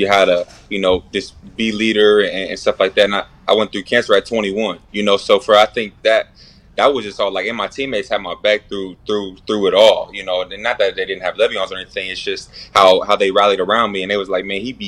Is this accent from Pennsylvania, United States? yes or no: yes; Erie, Pennsylvania, United States; also born or lived in Pittsburgh, Pennsylvania; I'm from Erie, Pennsylvania